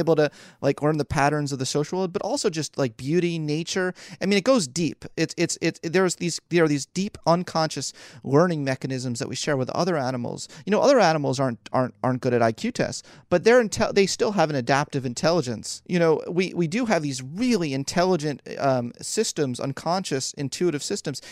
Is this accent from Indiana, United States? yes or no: no; Philadelphia, Pennsylvania, United States; moved away as an adult; also born or lived in New York City; I was born and raised in Philly